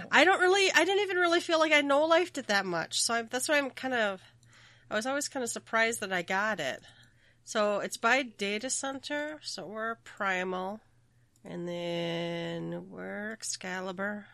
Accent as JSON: {"language": "English", "region": "Minnesota", "country": "United States", "said": "I am from Minnesota."}